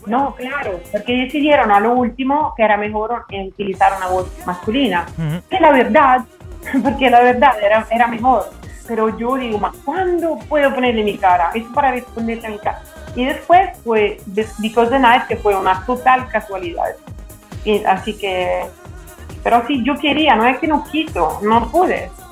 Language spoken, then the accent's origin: Spanish; central Italy, Italy; Spanish is a second language; moved away; also born or lived in Milan, Italy; yo nací en el centro y todavía soy de carácter, eh, como, como actitud, soy pues, un poco del centro